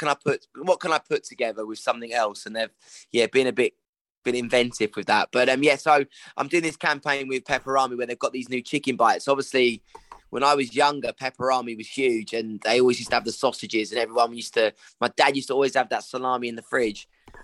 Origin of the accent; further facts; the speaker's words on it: United Kingdom; some of the snacks that we as British people eat is horrendous.